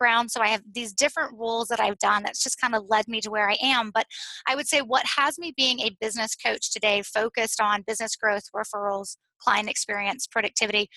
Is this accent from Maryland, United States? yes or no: no; Greenville, South Carolina, United States; also born or lived in Boulder, Colorado; I originally grew up in Greenville, South Carolina, except for 2 years that I lived in Boulder, Colorado